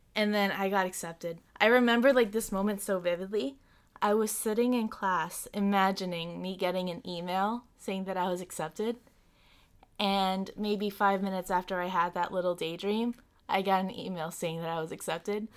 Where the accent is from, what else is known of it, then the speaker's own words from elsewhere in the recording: Long Island, New York, United States; I'm from Long Island